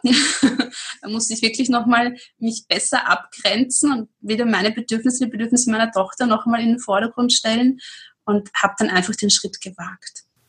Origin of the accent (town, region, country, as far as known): Austria